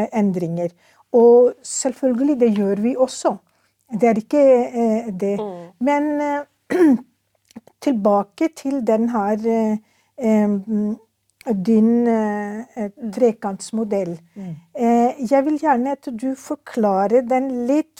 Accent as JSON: {"language": "Norwegian", "country": "Pakistan", "tie": "born or raised there", "second_language": "Norwegian", "moved": "yes", "lives_now": "Norway", "said": "jeg er født og oppvokst i Pakistan."}